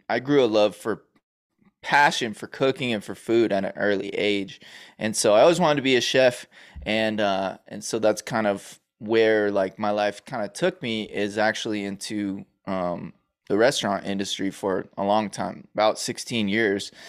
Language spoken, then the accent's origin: English; Los Angeles, California, United States; also born or lived in New York; we moved from New York to California